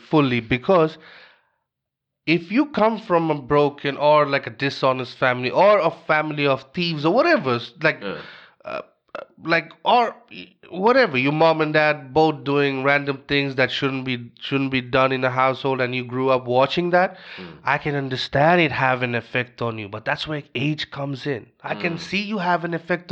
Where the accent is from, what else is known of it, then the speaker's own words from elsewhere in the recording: Bangladesh; moved away; I'm from Bangladesh.